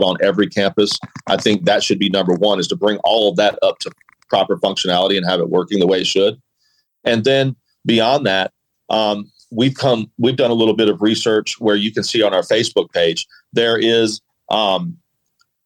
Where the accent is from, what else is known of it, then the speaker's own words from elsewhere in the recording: Atlanta, Georgia, United States; police officers that I grew up with in the Atlanta area.